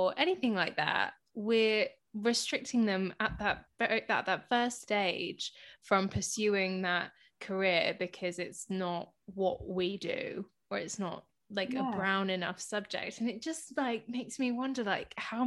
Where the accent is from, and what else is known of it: Hounslow, London, United Kingdom; born or raised there